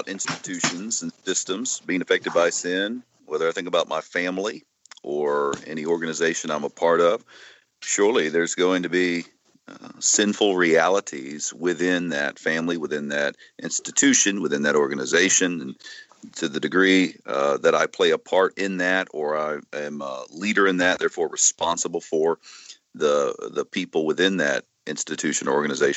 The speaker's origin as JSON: {"language": "English", "country": "United States", "said": "as an American"}